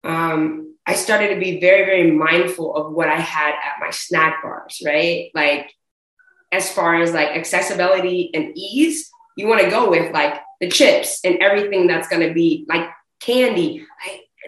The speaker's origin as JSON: {"language": "English", "area": "Bay Area", "region": "California", "country": "United States", "tie": "born or raised there", "also_born_or_lived": "Oakland", "said": "living and growing up in the Bay Area. You know, I spent a lot of my time in Oakland"}